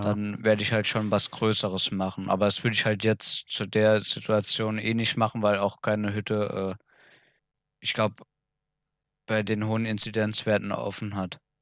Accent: Germany; bei uns in Deutschland

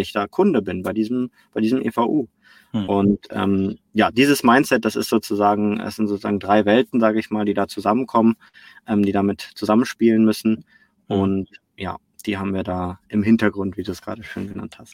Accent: Cologne, North Rhine-Westphalia, Germany; also born or lived in Barcelona; ich komme hier aus Köln, da wo auch iPad gerade sitzt. Wir sitzen ja hier im Mediapark, äh, unweit mhm. von meinem Zuhause, von meiner Heimatstadt

